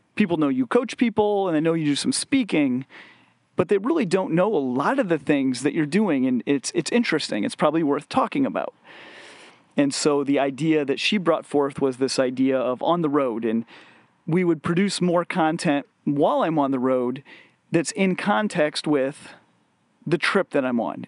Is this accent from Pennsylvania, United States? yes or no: no; west of Chicago, Illinois, United States; growing up in West, uh, west of Chicago in the nineties